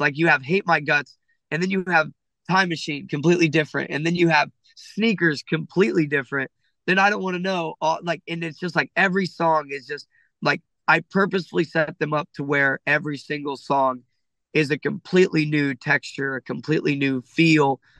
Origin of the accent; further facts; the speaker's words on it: Ohio, United States; I'm from Ohio